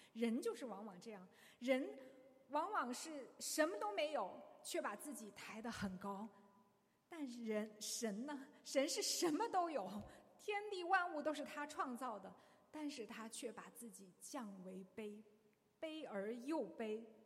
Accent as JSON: {"language": "Chinese", "country": "China", "said": "我们中国人"}